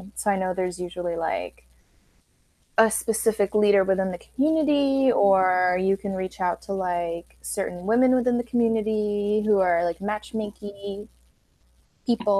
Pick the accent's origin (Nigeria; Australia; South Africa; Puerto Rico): Puerto Rico; growing up in Puerto Rico, like where were we supposed to meet anyone who practiced anything other than like Catholicism